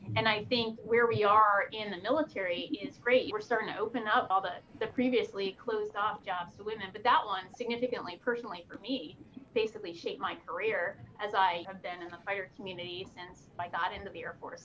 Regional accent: the Poconos, Pennsylvania, United States; I grew up in Pennsylvania in the Poconos.

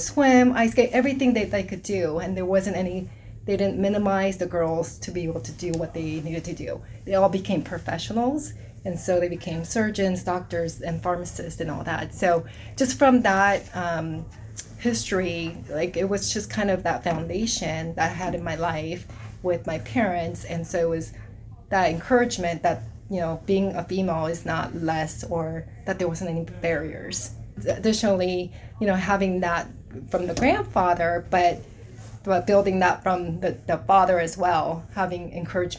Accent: South Korea; moved away; So I grew up in South Korea. I grew up in Korea with when I was younger

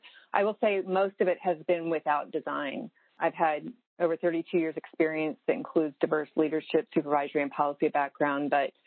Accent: Virginia, United States; But I was born in Virginia, moved into various places, and then when I was 11, my dad had an offer at SWD or to stay in Virginia, and my family and I honestly voted on Virginia

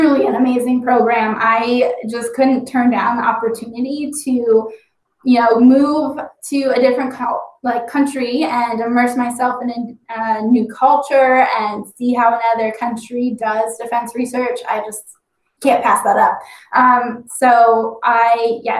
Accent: Dayton, Ohio, United States; I grew up outside Wright-Patterson Air Force Base. That's home for me

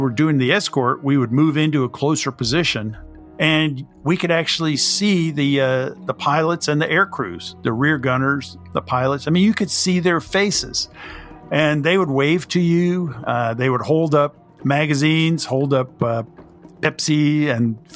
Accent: Jacksonville, Florida, United States; As a boy, I grew up in Jacksonville, Florida

